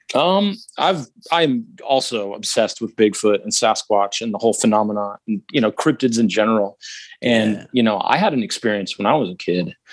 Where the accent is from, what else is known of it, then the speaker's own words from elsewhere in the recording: Alaska, United States; I was born and raised in Alaska